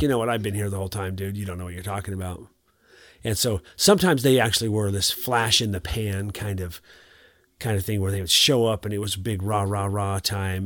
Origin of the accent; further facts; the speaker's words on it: Montana, United States; I'm from Montana